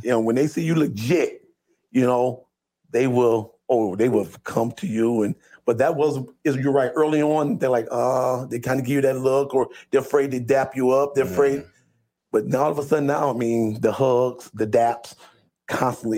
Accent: Toledo, Ohio, United States; I was born and raised here in Toledo, Ohio.

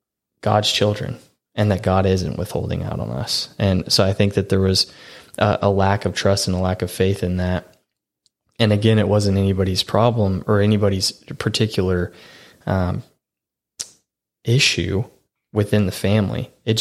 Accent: the Bible Belt, United States; I mean, growing up was great. Growing up in the Bible Belt, everybody went to church.

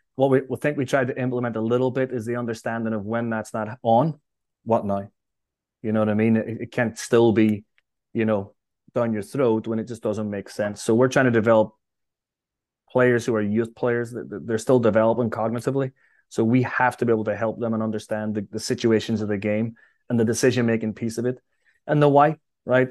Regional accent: Derry, Northern Ireland, United Kingdom; now in New York, United States; Derry was a great place to grow up.

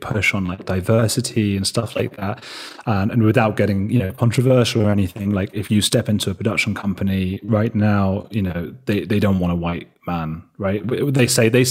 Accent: United Kingdom; moved away as an adult; also born or lived in Argentina; now in Berlin, Germany

